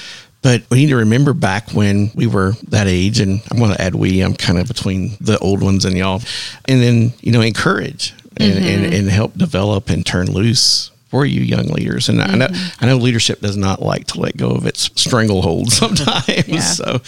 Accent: Dallas, Texas, United States; And I'm a transplant from the Dallas, Texas area.

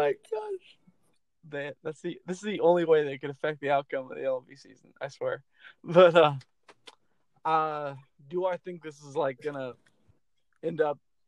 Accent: Chattanooga, Tennessee, United States; I grew up in Chattanooga, which is like a stone's throw away from Atlanta

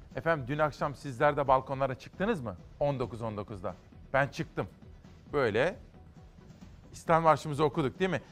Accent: Kütahya, Tavşanlı, Uşak, Eskişehir area, western Anatolia, Turkey; Şimdi bu bizim oralar Kütahya, Tavşanlı, Uşak, Eskişehir.

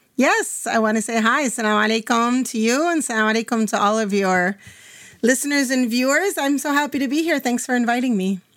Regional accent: Minnesota, United States; moved away as an adult; also born or lived in Damascus, Syria; I'm originally from Minnesota

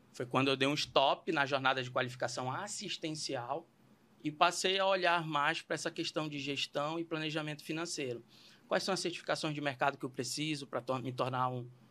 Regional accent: Belém, Pará, Brazil; moved away; sou paraense, sou lá de Belém do Pará, terra ali do Tacacá

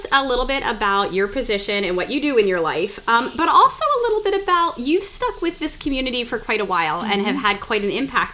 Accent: Harrisburg, Pennsylvania, United States; I was 17 years old, and I was a senior from Bishop McDevitt High School in Harrisburg

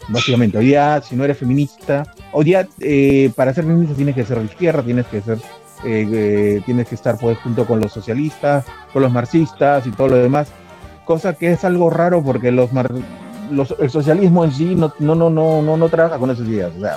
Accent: Peru

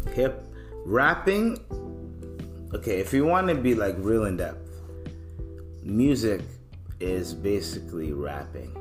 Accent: Canada; also born or lived in East Africa; I'm African, I'm East African, I'm Canadian

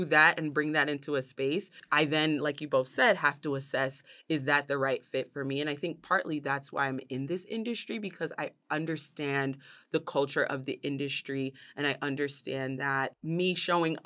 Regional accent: New York City, New York, United States; growing up in New York City and being the first American in my family

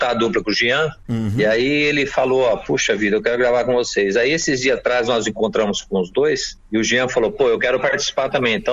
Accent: Araraquara, São Paulo, Brazil; Sou nascido em Acanga, mas vim muito garoto para Araraquara, reside em Araraquara.

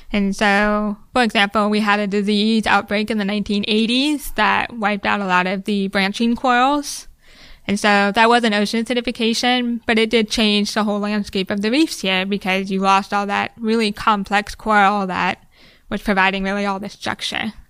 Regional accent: Ohio, United States; moved away as an adult; also born or lived in Hawaii / Bermuda; now in Key West, United States; I grew up in the Midwest

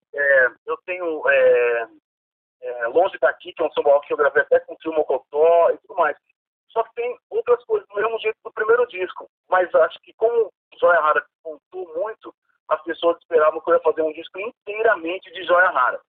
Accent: São Paulo, Brazil; da Zona Sul, onde eu nasci aqui

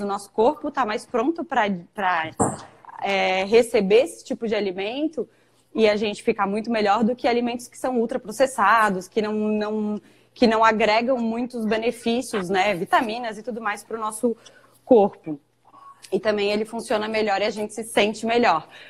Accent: Florianópolis, Santa Catarina, Brazil; sou natural aqui de Florianópolis, onde trabalho e moro

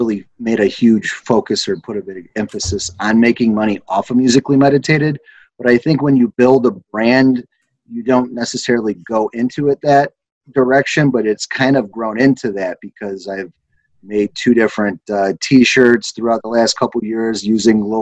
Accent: Hobart, Indiana, United States; Northwest Indiana's, you know, where I'm from Hobart, Indiana

